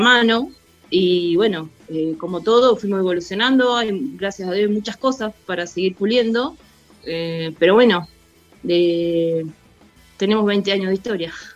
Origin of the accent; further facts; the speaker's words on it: Daireaux, Buenos Aires Province, Argentina; also born or lived in Bahía Blanca; Yo me vine a mi pueblo con la idea de que Derot tenga un club con rugby